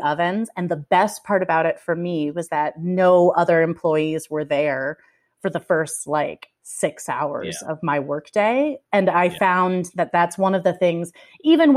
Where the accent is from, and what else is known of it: Kansas, United States; born or raised there